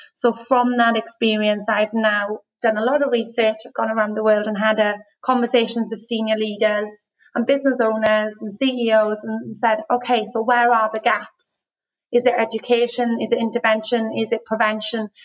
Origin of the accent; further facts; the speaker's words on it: Wales, United Kingdom; moved away as an adult; now in Australia; I'm from Wales. So um, grew up in the UK and moved to mm. Australia six years ago